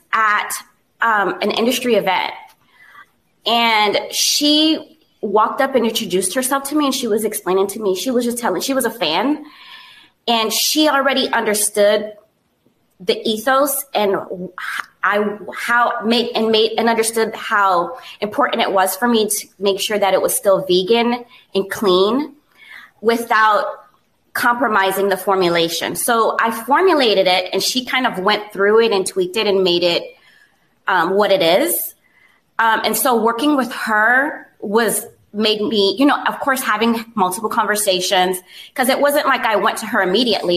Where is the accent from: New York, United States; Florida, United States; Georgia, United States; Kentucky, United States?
Florida, United States; South; also born or lived in Miami; growing up in South Florida where there's diversity everywhere